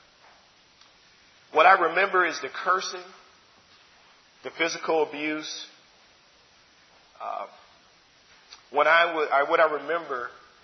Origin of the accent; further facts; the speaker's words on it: Chicago, Illinois, United States; I grew up in Chicago. I was born there.